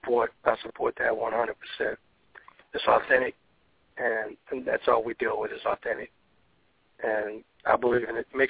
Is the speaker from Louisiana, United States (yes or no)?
yes; New Orleans, Louisiana, United States; moved away; also born or lived in Los Angeles / Michigan / Houston; I was born and raised in New Orleans. So I'm back in New Orleans and back home.